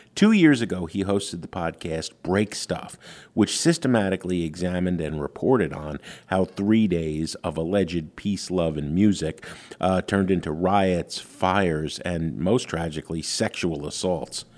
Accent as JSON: {"language": "English", "region": "New York", "country": "United States", "tie": "born or raised there", "said": "I grew up in New York"}